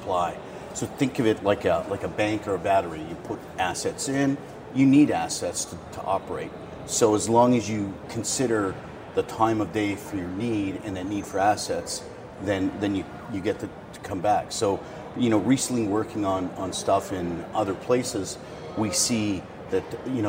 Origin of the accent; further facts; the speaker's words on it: Las Vegas, Nevada, United States; I'm from Las Vegas.